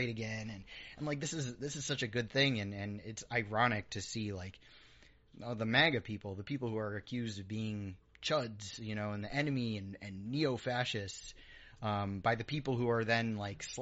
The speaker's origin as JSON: {"language": "English", "region": "New York", "country": "United States", "tie": "born or raised there", "said": "I grew up in New York"}